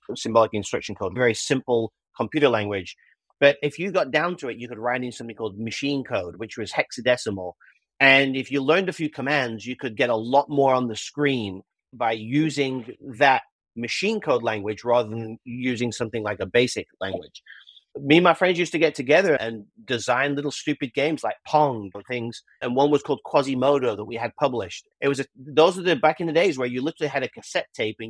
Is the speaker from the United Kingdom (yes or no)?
yes; United Kingdom; moved away as an adult; now in United States; when I first came to America when I was 21 years old. I'm a Brit, as we had discussed earlier. I'm not Australian. I am a Brit